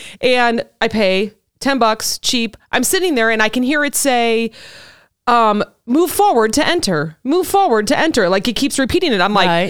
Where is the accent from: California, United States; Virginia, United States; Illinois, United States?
Illinois, United States; because we're from Illinois